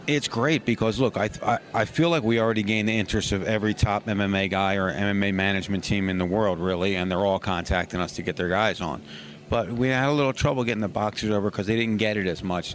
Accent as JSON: {"language": "English", "town": "Philadelphia", "region": "Pennsylvania", "country": "United States", "said": "I'm from Philly"}